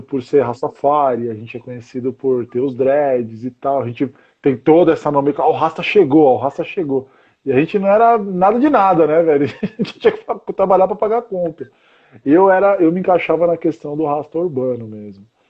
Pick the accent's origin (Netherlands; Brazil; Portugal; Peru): Brazil; São Paulo; now in Osasco, Brazil; eu nasci em São Paulo mesmo